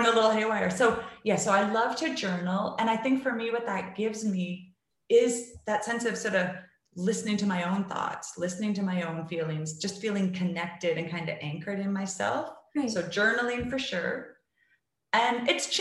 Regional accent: Canada; I'm from Canada

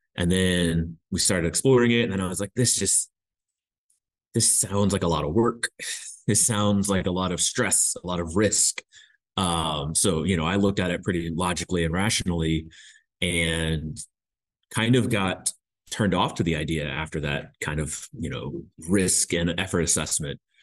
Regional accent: Indianapolis, Indiana, United States; moved away as an adult; now in Hamilton, New Zealand; we are from Indiana, Indianapolis specifically.

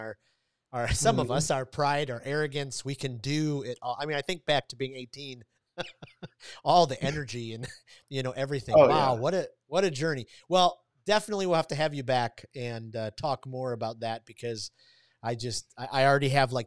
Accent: Detroit, Michigan, United States; I grew up in Detroit, so not far from Ann Arbor, Michigan

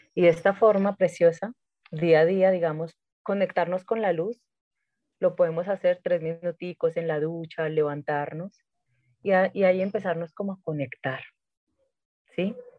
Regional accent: Medellín, Antioquia, Colombia; moved away; yo regreso a Medellín, porque yo no vivía en Medellín, yo regreso a mi tierra

